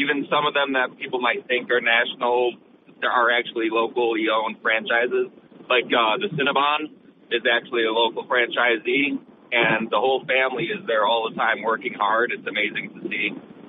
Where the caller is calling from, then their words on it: Binghamton, New York, United States; Okay. Hey … from Binghamton.